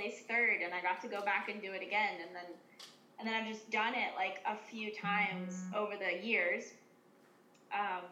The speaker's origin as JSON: {"language": "English", "town": "New Freedom", "region": "Pennsylvania", "country": "United States", "tie": "born or raised there", "moved": "as an adult", "lives_now": "New York, United States", "said": "I grew up on a horse farm in Pennsylvania."}